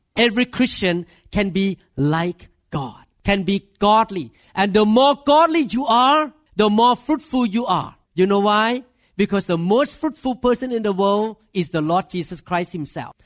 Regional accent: Thailand; English is a second language; moved away as an adult; now in United States; I'm Thai.

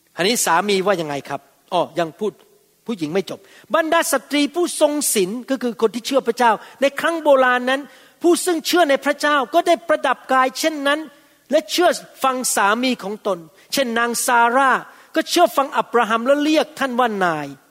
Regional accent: Thailand; คนไทยเรา พวกเราที่เป็นคนเอเชีย

